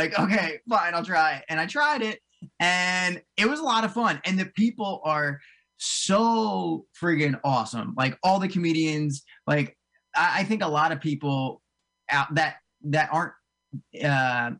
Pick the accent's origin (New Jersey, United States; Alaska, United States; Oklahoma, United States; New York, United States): New Jersey, United States; Cherry Hill; now in Morristown, United States; I grew up in South Jersey. I grew up right outside of like Cherry Hill, way down south, and I live up in like right north of Morristown